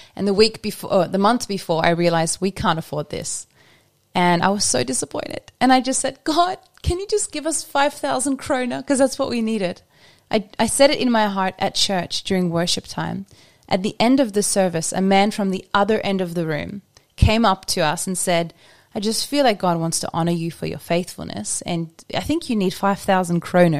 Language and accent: English; Australia; now in Norway; I'm Australian